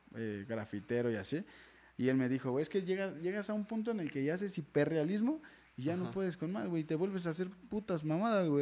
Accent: Mexico; en México no estamos como tan acostumbrados a, un buen tatuaje

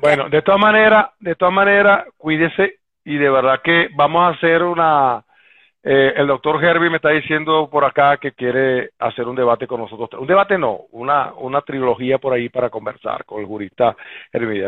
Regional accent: Venezuela; como venezolano

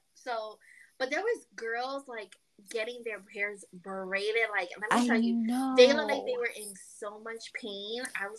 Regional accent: New York, United States; I'm from New York

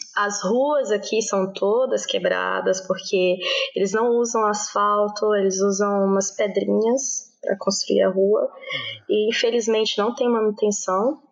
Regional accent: Brasília, Federal District, Brazil; moved away as an adult; also born or lived in Ireland; now in Naples, Italy; eu sou de Brasília, eu nasci cresci em Brasília, porém são nove anos que eu moro na Itália

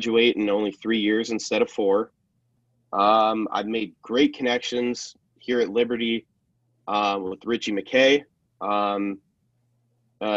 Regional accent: Ohio, United States; moved away; especially where I'm from up in the north. I'm from Ohio

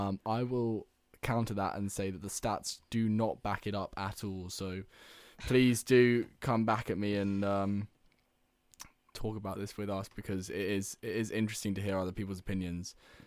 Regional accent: England, United Kingdom; It matters to me because I'm English.

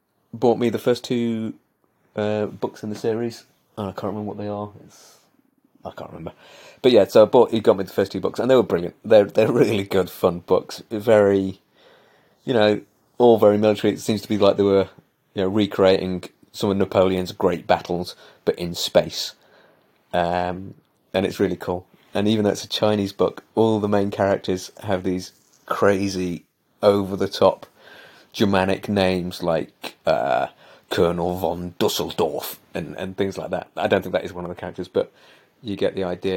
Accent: Belper, East Midlands, United Kingdom; I have this heritage in me about mass producing and machines and technology was born in my hometown

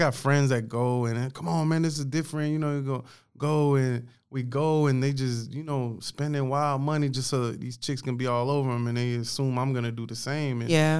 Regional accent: Orange County, California, United States; moved away; also born or lived in the South (US); I was born like Orange County, California.

